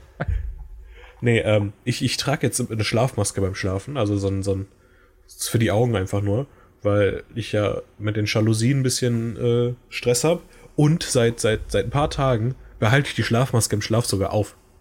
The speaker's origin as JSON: {"language": "German", "country": "Germany", "first_language": "German", "said": "wenn ich jetzt nie wieder nach Deutschland zurückkehren könnte"}